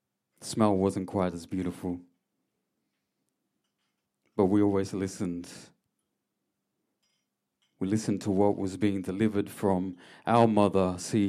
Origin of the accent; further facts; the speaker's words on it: Mooroopna, Victoria, Australia; I come from Yorta Yorta land. I am a Yorta Yorta person. Yir. I was raised in a beautiful town by the name of Marupana on Kalitharban country.